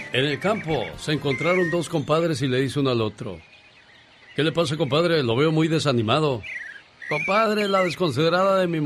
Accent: León, Guanajuato, Mexico; Saludos a la gente de León porque un día salí de León, Guanajuato. Pero León, Guanajuato nunca salió de mí.

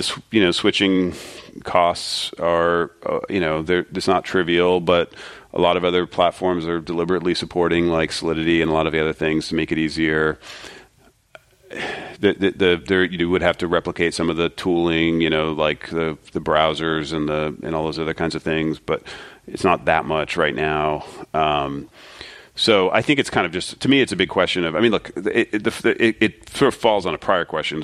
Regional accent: Springfield, Ohio, United States; I'm from Ohio, Springfield, Ohio

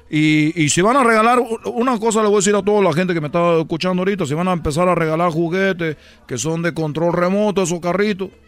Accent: Cuba; Chicos, soy de Cuba. No comemos nada, te estoy diciendo.

